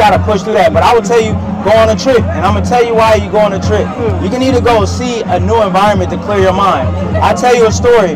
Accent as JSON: {"language": "English", "town": "San Francisco", "region": "California", "country": "United States", "tie": "born or raised there", "moved": "yes", "lives_now": "Los Angeles, United States", "said": "I'm from San Francisco, born and raised"}